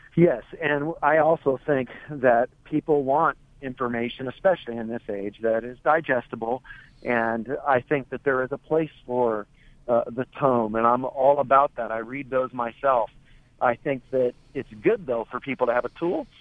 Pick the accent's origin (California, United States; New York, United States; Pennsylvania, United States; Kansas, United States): California, United States; I grew up in California myself